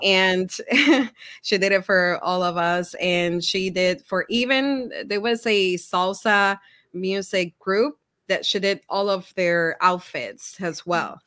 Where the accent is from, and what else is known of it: Puerto Rico; moved away as an adult; now in Minnesota, United States